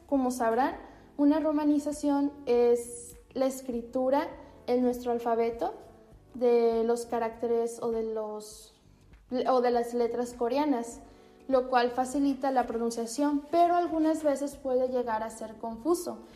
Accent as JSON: {"language": "Spanish", "country": "Mexico"}